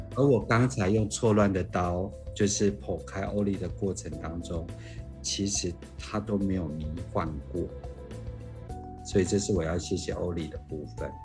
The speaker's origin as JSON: {"language": "Chinese", "region": "Kaohsiung", "country": "Taiwan", "said": "我来自于一个医学的家庭，其实我们家三代都是牙医，所以哇。基本上我们家在高中职业已经一百年了"}